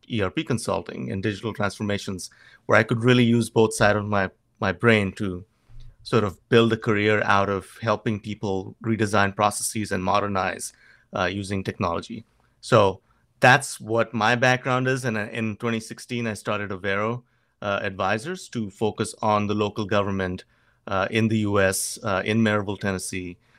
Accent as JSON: {"language": "English", "region": "Goa", "country": "India", "tie": "born or raised there", "moved": "as an adult", "lives_now": "United States", "said": "in Goa, my hometown"}